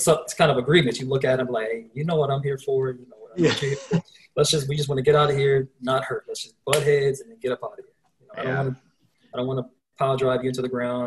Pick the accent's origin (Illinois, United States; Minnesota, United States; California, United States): Minnesota, United States; Minneapolis; moved away as an adult; also born or lived in Fort Lauderdale, Florida / Los Angeles; now in Madison, United States; I was actually born in Fort Lauderdale, but I was raised in Minneapolis.